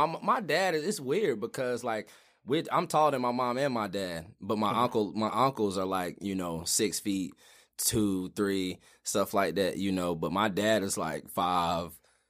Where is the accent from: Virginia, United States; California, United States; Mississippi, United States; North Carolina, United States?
North Carolina, United States; Greensboro; I'm from here. I'm from Greensboro. Lived okay. here, you know, the majority of my life. You know, grew up on the west side of town.